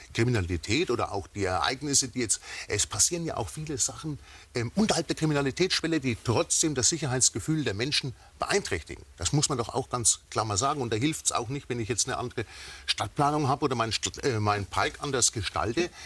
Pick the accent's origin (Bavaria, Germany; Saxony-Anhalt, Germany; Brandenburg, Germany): Bavaria, Germany; Schweinfurt; aus meiner Heimatstadt äh, Schweinfurt